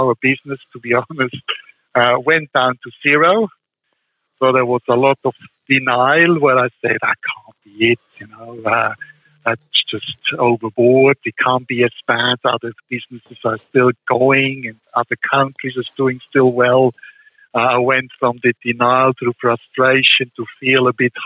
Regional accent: Switzerland; moved away; the personal experiences I had growing up in Switzerland

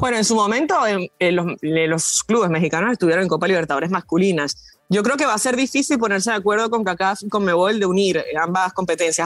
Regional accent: Venezuela; yo como venezolana

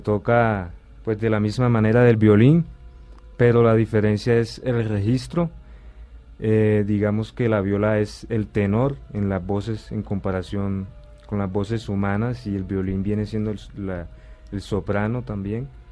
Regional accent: Sincelejo, Sucre, Colombia; yo eh, pues nací en Cincelejo, Sucre

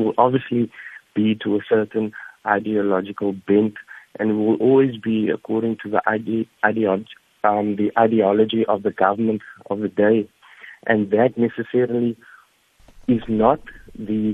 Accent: South Africa; we as a South African society

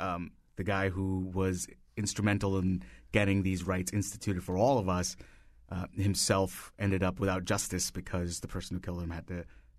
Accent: India; moved away as an adult; now in United States; So I grew up in India and I moved here 16 years ago.

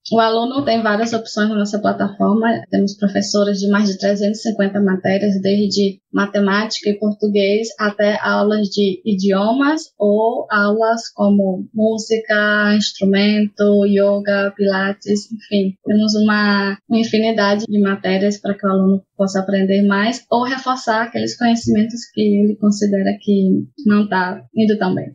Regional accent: Brazil; moved away as an adult; now in Spain; Eu sou do Brasil, mas atualmente moro na Espanha já faz quase sete anos

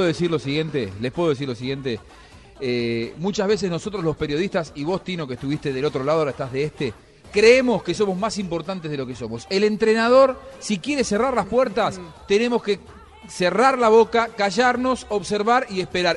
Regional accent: Morón, Buenos Aires Province, Argentina; yo soy de Morón

